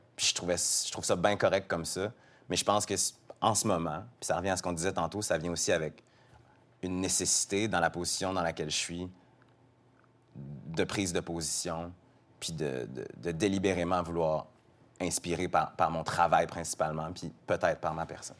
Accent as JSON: {"language": "French", "town": "Quebec City", "region": "Quebec", "country": "Canada", "tie": "born or raised there", "said": "je viens de Québec, j'ai grandi avec des amis, tous mes amis ou presque sont blancs"}